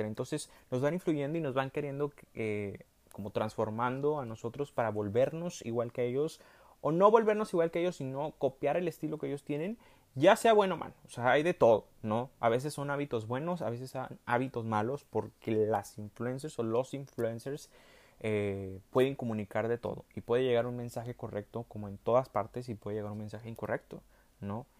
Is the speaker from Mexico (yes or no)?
yes; Monterrey, Nuevo León, Mexico; accent: regio; hablé como muy regio, en Monterrey